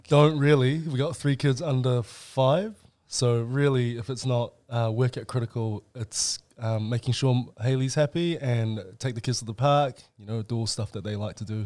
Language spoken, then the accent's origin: English; New Zealand; also born or lived in China; we were Chinese immigrants, uh, to New Zealand, and I, we came here in nineteen ninety-five, so I would have been five years old.